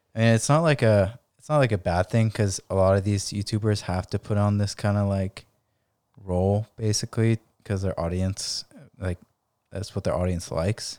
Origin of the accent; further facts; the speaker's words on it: San Diego, California, United States; in La Jolla and just, like, my hometown